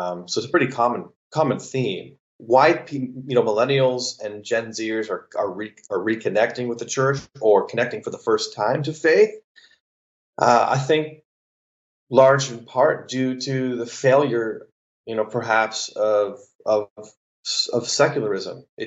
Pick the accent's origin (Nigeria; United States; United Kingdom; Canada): Canada; I'm actually Canadian. I grew up 45 minutes from where he grew up